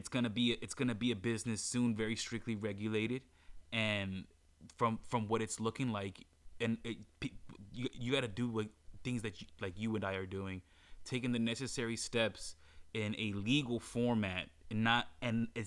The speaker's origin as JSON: {"language": "English", "region": "Maryland", "country": "United States", "moved": "as an adult", "lives_now": "Los Angeles, United States", "said": "my home state, which is Maryland."}